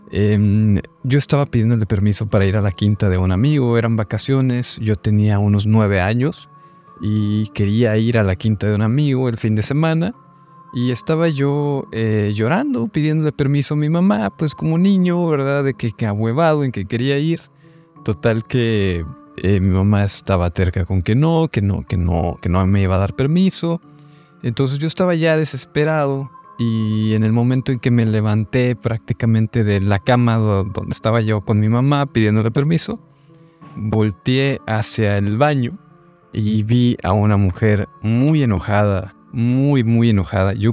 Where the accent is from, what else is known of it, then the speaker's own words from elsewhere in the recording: Monterrey, Nuevo León, Mexico; Hola amigos de Sociedad Secreta … soy de Monterrey y quiero compartirles mi anécdota. Yo cuando era niño em, en casa de mis padres viví diferentes momentos de terror paranormales